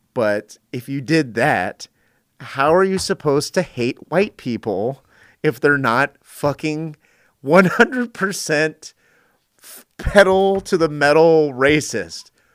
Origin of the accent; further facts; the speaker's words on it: Northern California, United States; I grew up in Northern California